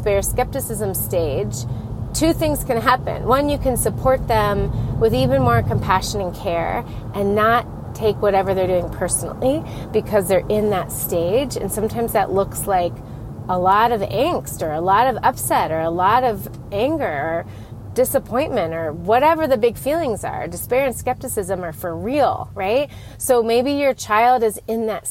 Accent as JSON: {"language": "English", "region": "Colorado", "country": "United States", "moved": "yes", "said": "We are from Colorado, but we're in a new city to be closer to family."}